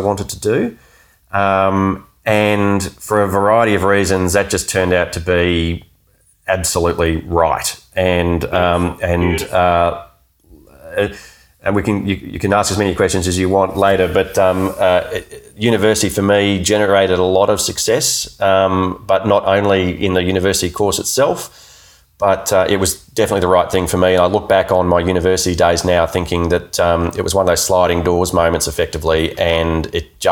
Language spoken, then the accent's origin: English; Melbourne, Victoria, Australia; also born or lived in Geelong; I grew up in Melbourne, lived in Wonga Park near the school, and I had to move to Geelong